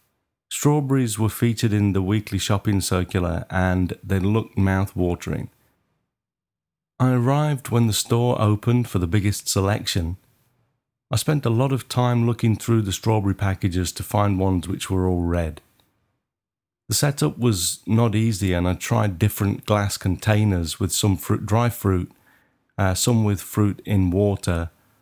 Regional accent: Maidstone, South East England, United Kingdom; I booked Lux Studio near my hometown in Maidstone for my first lighting lesson.

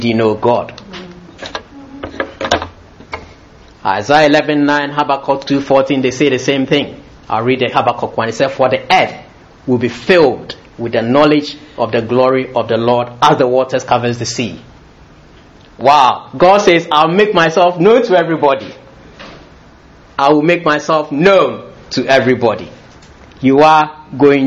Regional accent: Ghana; born or raised there; also born or lived in London

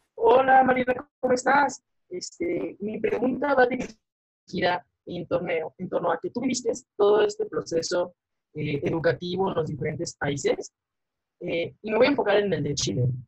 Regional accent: Mexico; en México y como sociedad mexicana

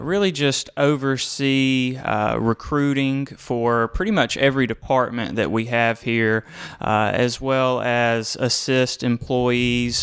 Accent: Georgia, United States; also born or lived in Americus, Georgia; I'm a 478 kind of guy, area code

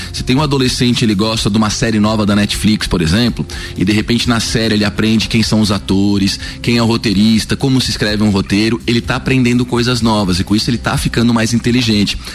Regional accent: Florianópolis, Santa Catarina, Brazil; moved away as an adult; now in Lages, Brazil; eu sou natural de Florianópolis

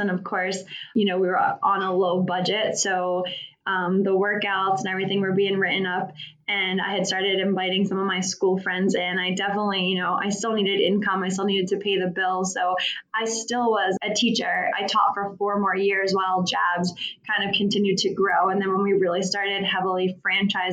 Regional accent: Philadelphia, Pennsylvania, United States; moved away as an adult; now in Arizona, United States; I'm originally from Philadelphia.

